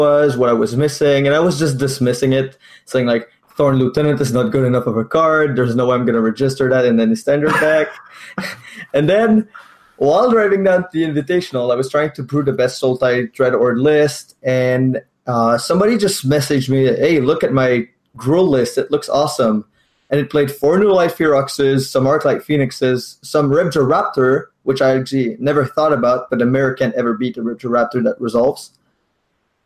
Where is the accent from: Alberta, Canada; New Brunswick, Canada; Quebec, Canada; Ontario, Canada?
Quebec, Canada; Quebec City; I'm a Magic Grinder for Quebec City